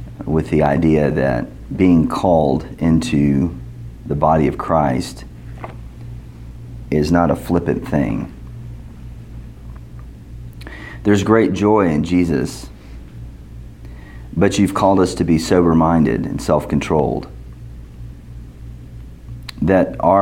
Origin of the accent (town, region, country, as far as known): United States